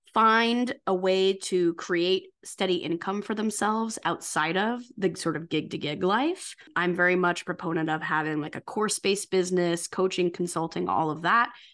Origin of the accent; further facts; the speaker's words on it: St. Louis, Missouri, United States; moved away as an adult; also born or lived in New York City; now in New York, United States; I'm from Saint Louis, came he, to New York to be an actor